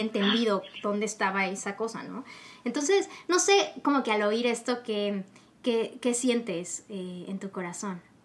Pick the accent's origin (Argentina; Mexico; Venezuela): Mexico